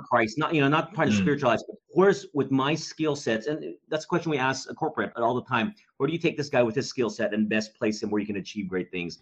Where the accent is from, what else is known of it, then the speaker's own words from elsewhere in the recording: Dallas, Texas, United States; I grew up in Dallas, Texas